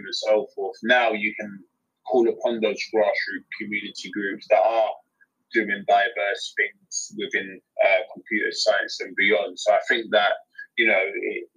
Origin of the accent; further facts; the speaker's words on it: London, United Kingdom; accent: London; my London accent